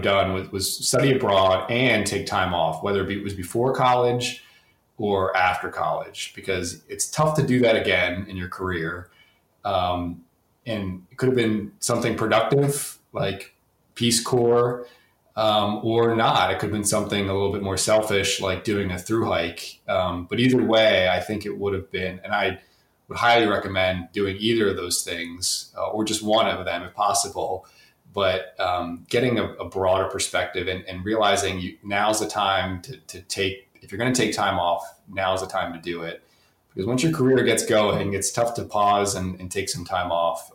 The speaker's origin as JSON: {"language": "English", "area": "the Poconos", "region": "Northeast Pennsylvania", "country": "United States", "tie": "born or raised there", "said": "I grew up in the Poconos, Northeast Pennsylvania"}